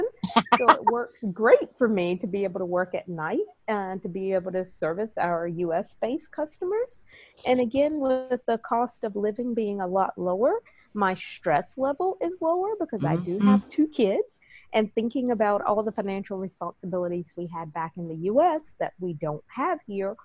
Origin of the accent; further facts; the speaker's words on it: East Coast of the United States, United States; moved away as an adult; now in Penang, Malaysia; from the East Coast of the United States, currently located in Penang, Malaysia